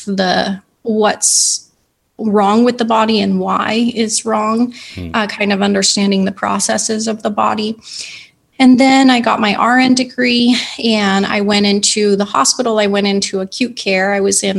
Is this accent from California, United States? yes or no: yes; San Diego, California, United States; I live in California. We grew up together in San Diego